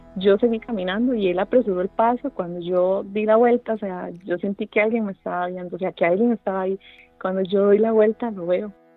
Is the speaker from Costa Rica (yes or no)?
yes; San Carlos, Alajuela, Costa Rica; yo nací y crecí bueno, en San Carlos